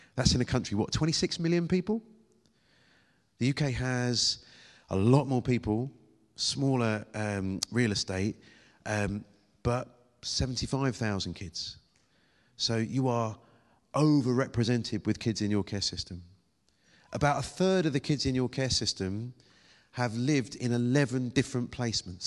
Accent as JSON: {"language": "English", "country": "United Kingdom", "accent": "British"}